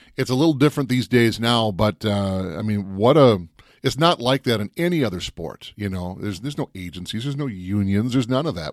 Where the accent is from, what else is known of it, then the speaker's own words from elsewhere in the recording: Minnesota, United States; If I wasn't from Minnesota